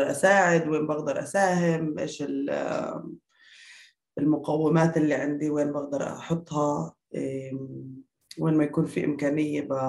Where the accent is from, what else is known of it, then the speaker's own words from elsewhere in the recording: Naqab, Southern District, Israel; moved away as an adult; also born or lived in United Kingdom; من النقب ما يعني آه فلسطينية بالأساس كنت أعرف عن حالي مش آه مش كبدوية مع إني أنا طبعا بدوية وبفتخر